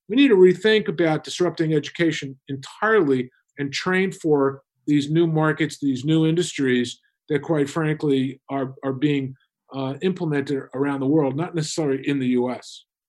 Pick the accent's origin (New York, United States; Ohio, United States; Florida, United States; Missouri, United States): New York, United States; I grew up in New, New York